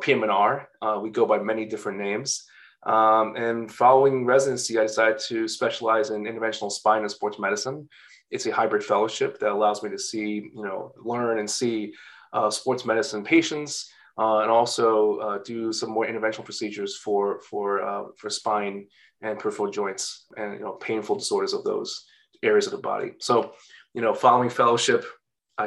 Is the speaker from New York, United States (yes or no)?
yes; New York City, New York, United States; also born or lived in Massachusetts / Long Island; I grew up in New York City, in Chinatown in Lower Manhattan, and I was born and raised there